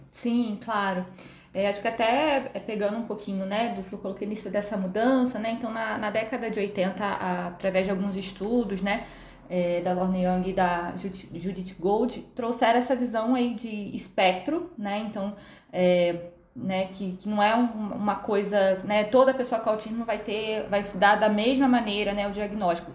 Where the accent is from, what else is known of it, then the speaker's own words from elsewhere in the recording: Rio de Janeiro, Brazil; moved away as an adult; now in São Paulo, Brazil; sou natural do Rio de Janeiro, uh, moro aqui em São Paulo